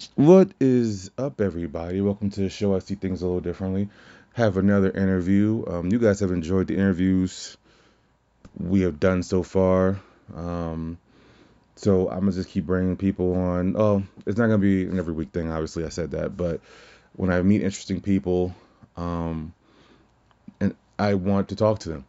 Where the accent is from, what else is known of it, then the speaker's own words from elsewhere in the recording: Louisiana, United States; moved away; I'm from Louisiana originally